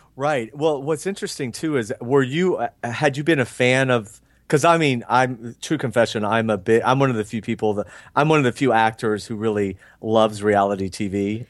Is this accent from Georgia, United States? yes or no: yes; Georgia, United States; moved away as an adult; now in Los Angeles, United States; I'm from Georgia